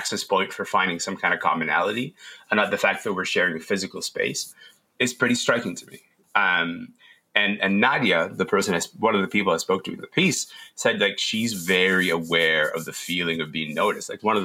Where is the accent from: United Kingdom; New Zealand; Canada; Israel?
Canada; Kingston, Ontario; also born or lived in Sudan; I grew up in Kingston after my family moved to Canada.